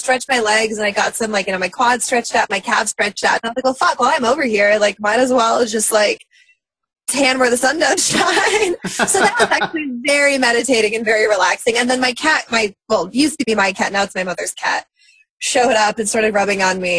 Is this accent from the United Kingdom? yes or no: no; Russia; moved away; I'm from Russia. I was born there at a really young age